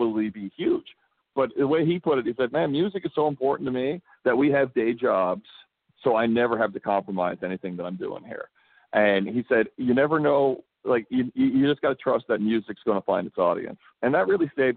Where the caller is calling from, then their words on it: Abbotsford, British Columbia, Canada; I'm calling you from Abbotsford, British Columbia.